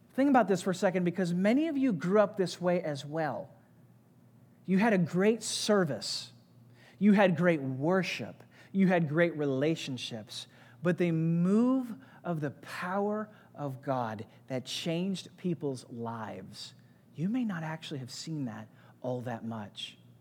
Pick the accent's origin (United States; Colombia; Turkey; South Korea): United States; St. Louis, Missouri; I grew up in Saint Louis, had great parents who loved Jesus